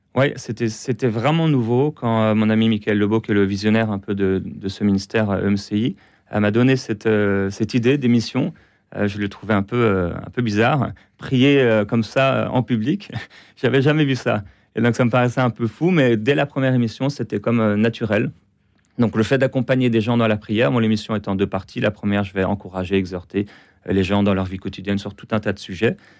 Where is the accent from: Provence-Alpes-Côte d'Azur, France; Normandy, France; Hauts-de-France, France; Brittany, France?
Brittany, France; now in Quebec, Canada; je suis français, je suis breton, j'aime la Bretagne, j'aime la France